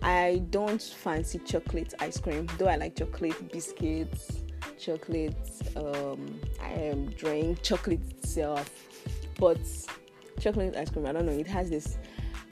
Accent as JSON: {"language": "English", "region": "Edo", "country": "Nigeria", "said": "I am from Edo State."}